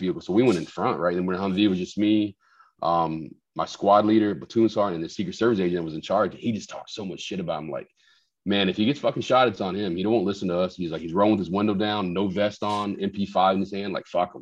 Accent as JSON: {"language": "English", "town": "Huntsville", "region": "Texas", "country": "United States", "tie": "born or raised there", "said": "I grew up like in Huntsville in Texas, right? Like a small okay. town"}